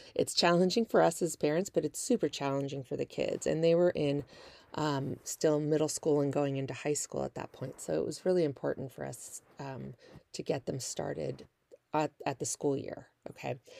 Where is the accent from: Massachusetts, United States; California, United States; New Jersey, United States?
California, United States; Northern; moved away as an adult; also born or lived in Kansas / Milwaukee, Wisconsin / Las Vegas, Nevada; now in Southern California, United States; That's where I'm actually originally from, Northern California